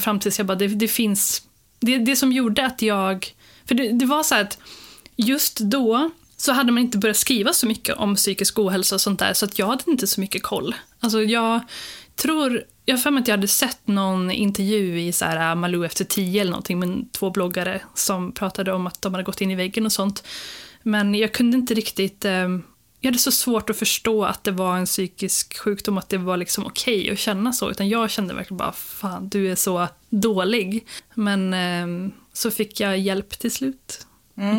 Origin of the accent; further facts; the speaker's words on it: Skara, Västra Götaland, Sweden; moved away as an adult; also born or lived in Jönköping; jag är från Skara från början